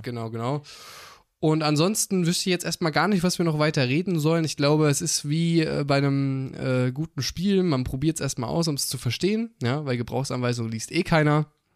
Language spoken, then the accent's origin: German; Jena, Thuringia, Germany; wir kommen beide aus Jena